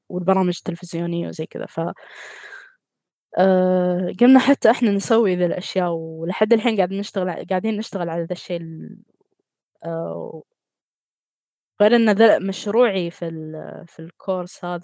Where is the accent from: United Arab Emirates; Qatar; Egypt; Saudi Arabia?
Qatar; من قطر